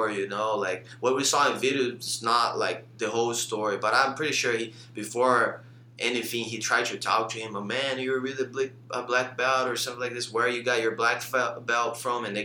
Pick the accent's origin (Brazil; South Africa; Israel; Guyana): Brazil; I came from Brazil, left everything behind to teach.